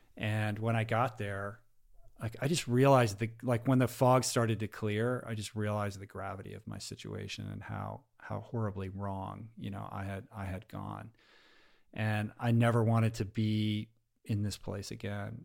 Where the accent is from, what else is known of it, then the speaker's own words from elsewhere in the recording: Washington, United States; moved away as an adult; also born or lived in Stanford, California; growing up in Washington